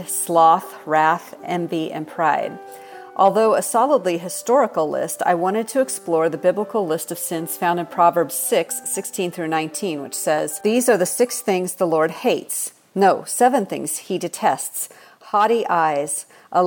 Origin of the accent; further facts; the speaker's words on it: Seattle, Washington, United States; now in Texas, United States; I grew up in Seattle, Washington, so I'm a transplant. I don't have a Southern accent